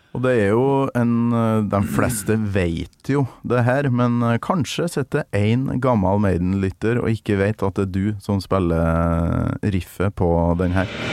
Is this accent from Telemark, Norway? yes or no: no; near Vikna, Trøndelag, Norway; på Vikna, utafor der jeg kommer fra